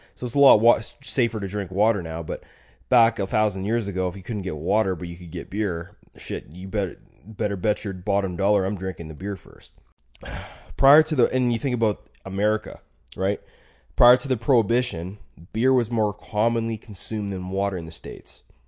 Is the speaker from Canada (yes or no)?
yes; Alberta, Canada; I'm from Alberta